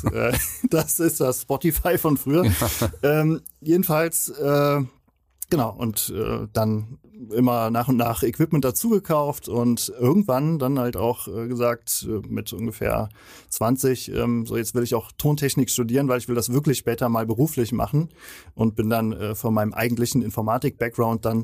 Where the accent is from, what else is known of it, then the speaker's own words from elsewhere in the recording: Andernach, Rhineland-Palatinate, Germany; Ich komme aus Andernach, äh, das ist in der Nähe von Koblenz, so 20 Kilometer entfernt ungefähr.